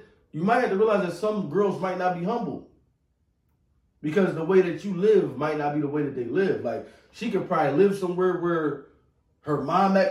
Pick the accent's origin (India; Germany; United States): United States; Philadelphia, Pennsylvania; I'm from North Philly